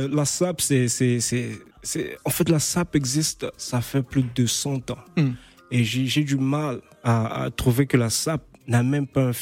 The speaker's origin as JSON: {"language": "French", "region": "Brazzaville", "country": "Republic of the Congo", "lives_now": "Paris, France", "said": "Comme je viens de Brazzaville aussi, notre communauté africaine est vraiment basée ici"}